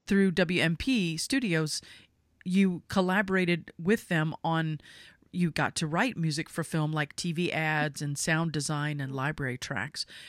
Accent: United States; I'm not from England. I'm American.

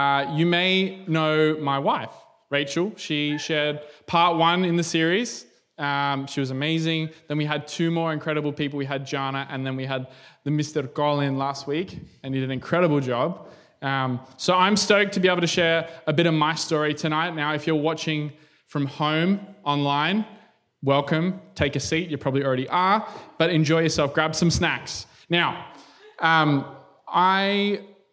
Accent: Canberra, Australian Capital Territory, Australia; I'm from Canberra.

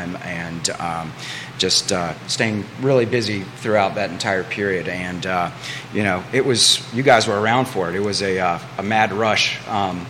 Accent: Charlottesville, Virginia, United States; I am born and raised in Charlottesville, Virginia

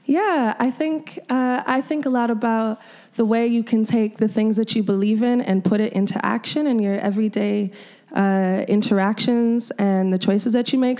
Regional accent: Chicago, Illinois, United States; this is my home. This is my hometown

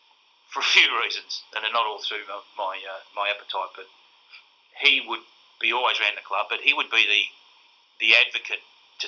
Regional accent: Nunawading, Victoria, Australia; I'm a kid from Nunawading

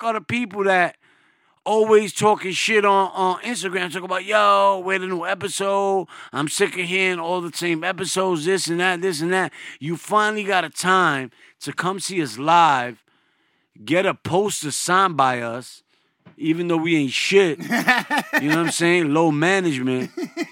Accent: New York City, New York, United States; I'm from the Bronx

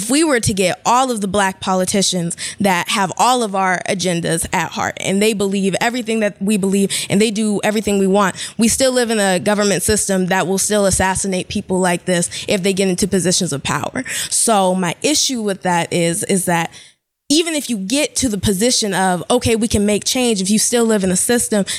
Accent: Seattle, Washington, United States; I'm from Seattle, Washington.

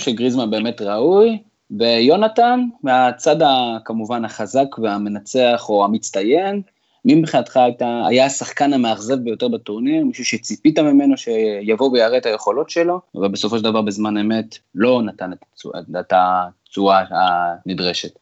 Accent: Israel; אנחנו תמיד בתור ישראלים

